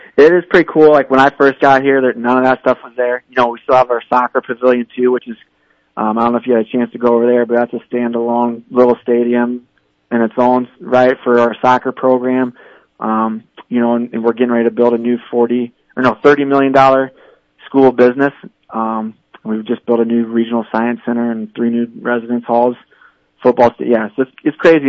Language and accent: English; Indiana, United States; moved away as an adult; now in South Dakota, United States; I'm from Indiana originally